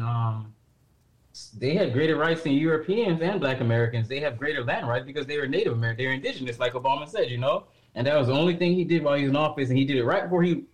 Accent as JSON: {"language": "English", "country": "Jamaica", "said": "I'm from Jamaica. I'm a Jamaican citizen."}